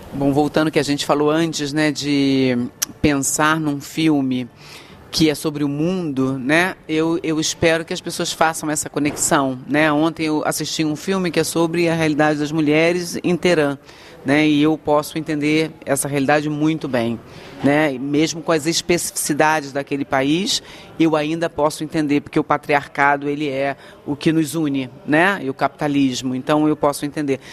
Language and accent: Portuguese; Rio de Janeiro, Brazil; moved away; eu sou do Rio, eu sou tá carioca